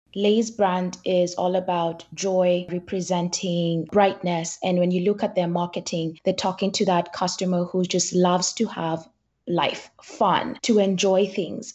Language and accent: English; Kenya; I grew up in Kenya and both my parents are entrepreneurs